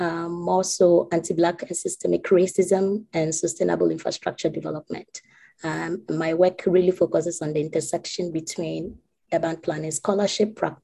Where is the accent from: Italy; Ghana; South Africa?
Ghana; now in Toronto, Canada; I'm a Ghanaian